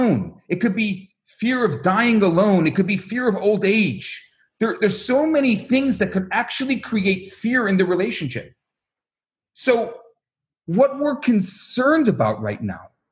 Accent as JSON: {"language": "English", "town": "Chicago", "region": "Illinois", "country": "United States", "said": "I come from Chicago"}